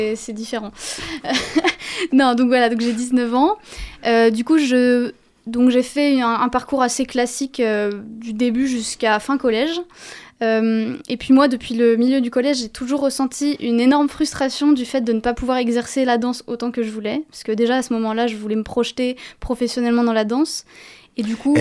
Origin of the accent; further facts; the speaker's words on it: Paris, Île-de-France, France; Je suis née à Paris